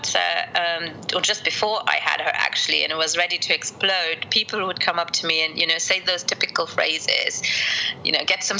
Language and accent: English; Luxembourg; also born or lived in Colombia / United Kingdom; my family here in Luxembourg are pretty stereotypical for Luxembourg